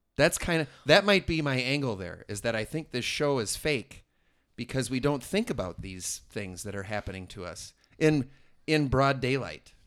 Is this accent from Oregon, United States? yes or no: no; Merrimack, New Hampshire, United States; I'm from Merrimack